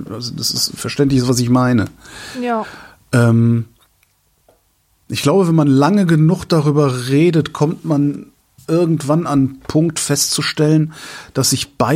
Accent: Rhineland, Germany; Rhein, Rhein, also das Rheinland, wo ich herkomme, ist, ist, find, empfinde ich als freundlich.

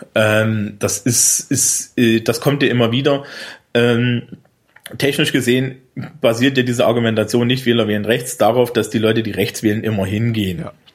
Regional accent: Thuringia, Germany; born or raised there; moved away

